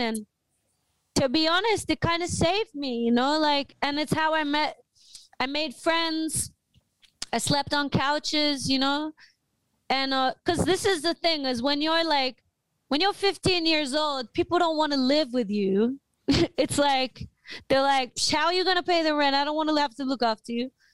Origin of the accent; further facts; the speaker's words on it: Australia; I'm from Australia